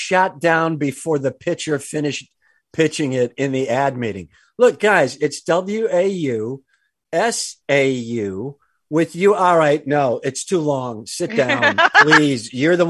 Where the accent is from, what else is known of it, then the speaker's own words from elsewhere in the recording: Wisconsin, United States; now in Los Angeles, United States; We're both from Wisconsin.